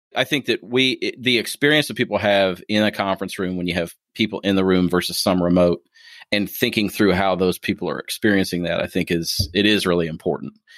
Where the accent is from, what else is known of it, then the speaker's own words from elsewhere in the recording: Ohio, United States; now in Kentucky, United States; being from Ohio